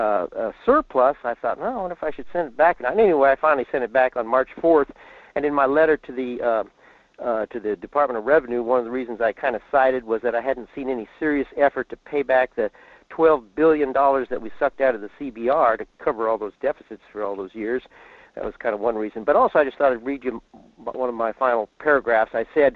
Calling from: Fairbanks, Alaska, United States; in Fairbanks.

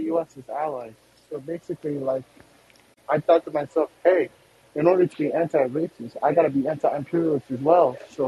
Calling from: Seattle, Washington, United States; I'm coming to you from Seattle, Washington

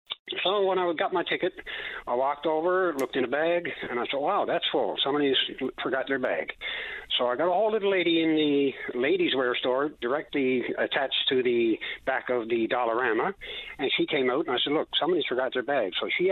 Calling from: Corner Brook, Newfoundland and Labrador, Canada; I'm calling from Cornerbrook.

